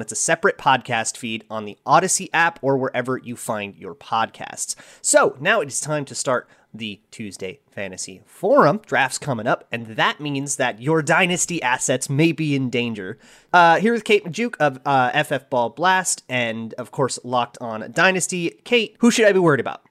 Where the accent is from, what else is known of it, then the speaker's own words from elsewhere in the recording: Minnesota, United States; my home state of Minnesota